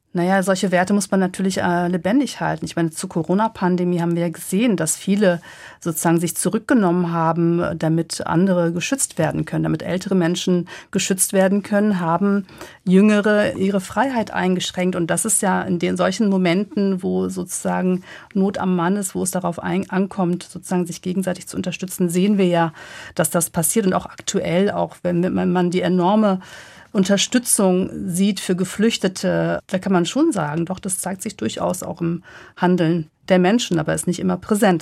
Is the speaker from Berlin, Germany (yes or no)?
no; Cologne, North Rhine-Westphalia, Germany; fühle ich mich als Kölnerin und würde sagen, das ist meine Heimat